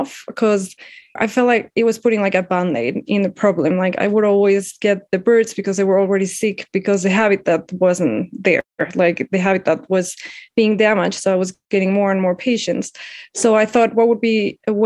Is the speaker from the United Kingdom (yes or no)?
no; Mexico City, Mexico; I'm from Mexico City and I live here